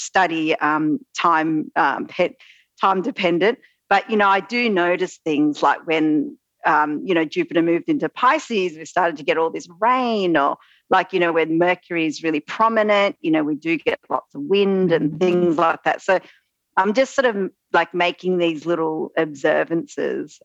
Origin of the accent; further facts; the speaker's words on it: Australia; accent: Australian; also born or lived in central Victoria; you might be able to tell from my accent, I am Australian